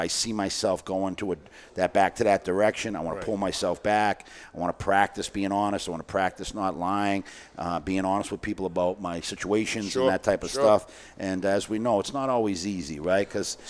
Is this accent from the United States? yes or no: yes; Boston, Massachusetts, United States; I grew up in East Boston